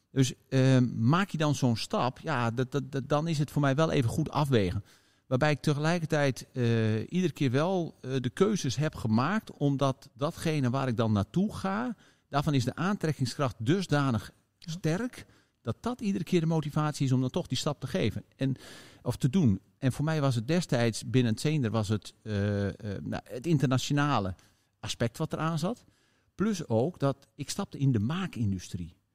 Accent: Leek, Groningen, Netherlands; van het kantoor in Leek.

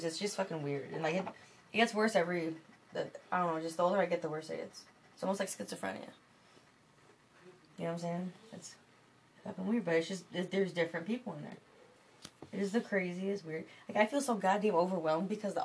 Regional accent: Lansing, Michigan, United States; I grew up in Michigan my whole fucking life, from Lansing

